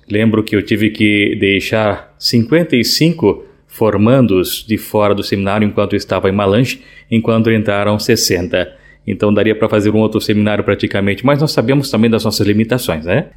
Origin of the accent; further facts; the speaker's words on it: Itapoá, Santa Catarina, Brazil; moved away as an adult; also born or lived in Petrópolis, Rio de Janeiro / Chopinzinho, Paraná; now in Angola; sou natural de Itapuá, Santa Catarina, na Diocese de Joinville